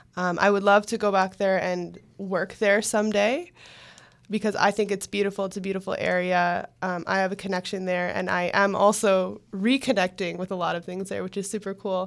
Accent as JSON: {"language": "English", "town": "Oshawa", "region": "Ontario", "country": "Canada", "tie": "born or raised there", "said": "I grew up in Oshawa"}